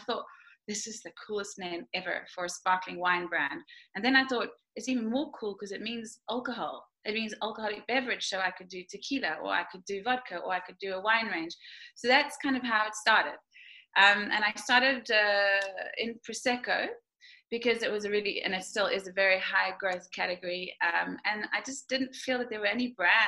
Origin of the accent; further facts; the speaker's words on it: Durban, KwaZulu-Natal, South Africa; now in Ibiza, Spain; I grew up in South Africa, and my mother is Spanish, my father's Irish